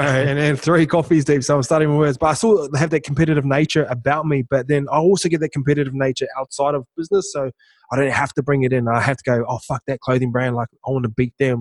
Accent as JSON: {"language": "English", "country": "New Zealand", "tie": "born or raised there", "moved": "yes", "said": "I'm a kid from Toke that's gang affiliated town"}